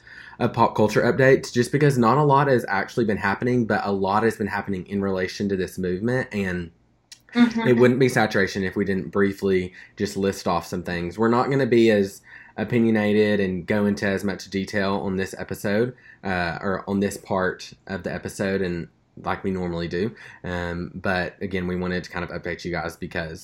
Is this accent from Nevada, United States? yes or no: yes; Summerlin, Nevada, United States; I grew up in Summerlin, Nevada, a predominantly white affluent area.